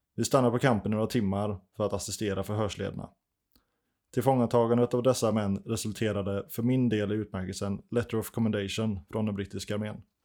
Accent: Sweden; vad man är van med som svensk

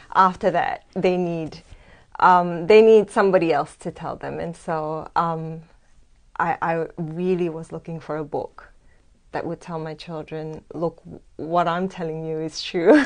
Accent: Singapore; moved away as an adult; also born or lived in Australia; now in Sydney, Australia; originally, I'm from Singapore.

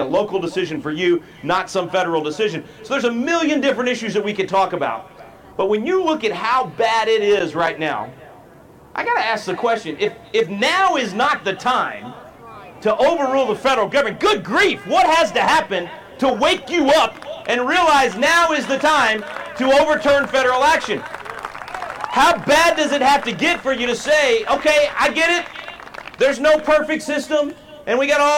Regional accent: Texas, United States; My home state of Texas is a disaster right now

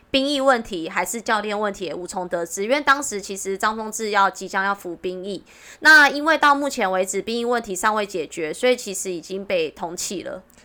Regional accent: Wanggong, Changhua County, Taiwan; accent: Taiwanese Mandarin; 我是彰化王宫人呢

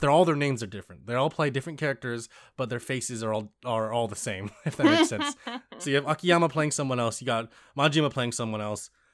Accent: United States; me being American and Lisa also being American

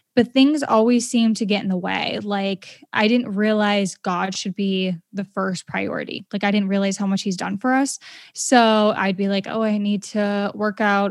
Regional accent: Maine, United States; I'm from Maine

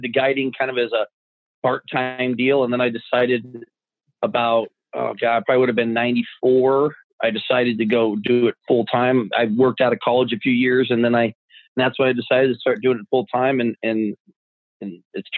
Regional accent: Arizona, United States; growing up in Arizona

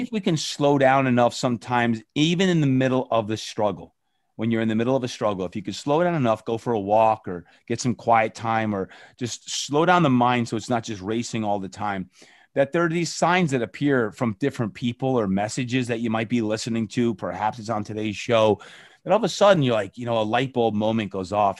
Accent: New Jersey, United States; I grew up in New Jersey

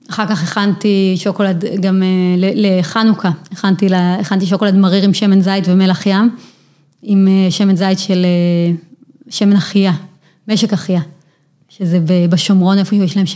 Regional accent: Ofra, West Bank, Palestine; כן, זהו, אני גדלתי בעופרה.

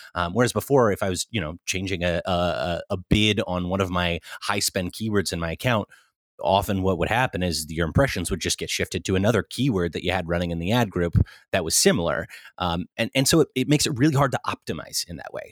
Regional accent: Central California, United States; moved away as an adult; also born or lived in Irvine / New York; now in Los Angeles, United States; I grew up in Central California originally

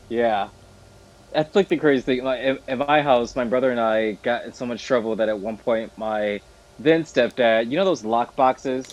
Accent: Midwest, United States; moved away; I'm American. I come from the Midwest

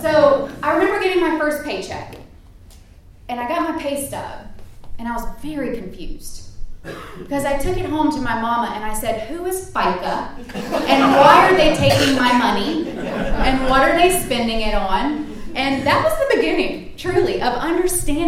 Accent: rural South Carolina, United States; moved away as an adult; also born or lived in Washington, D.C.; now in Fayette County, United States; I'm originally from South Carolina. I grew up in a community very similar to Fayette County, rural South Carolina

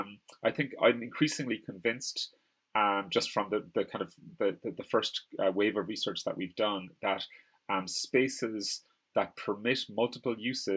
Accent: Ireland; like I'm Irish. And you can't say like Ireland is like white, you know, pasty people or whatever.

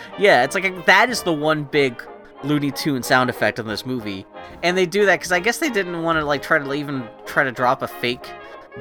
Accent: Pittsburgh, Pennsylvania, United States; growing up in Pittsburgh

